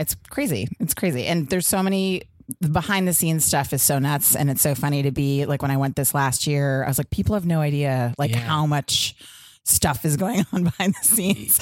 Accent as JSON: {"language": "English", "town": "New York City", "region": "New York", "country": "United States", "tie": "born or raised there", "moved": "yes", "said": "I grew up in Soho"}